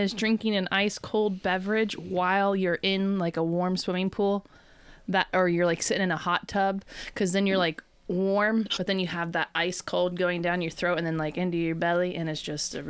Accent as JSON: {"language": "English", "region": "Southeast Ohio", "country": "United States", "said": "We're from Southeast Ohio. We white trash."}